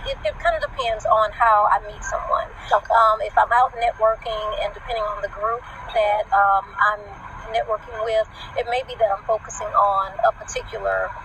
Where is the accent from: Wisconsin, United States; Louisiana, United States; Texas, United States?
Louisiana, United States; New Orleans; moved away as an adult; also born or lived in Baton Rouge, Louisiana; now in North Carolina, United States; I am originally from Baton Rouge, Louisiana, where I was born. Okay. Um, moved to New Orleans with my mom and my sister when I was about three years old, and um, so I lived there until I graduated from high school.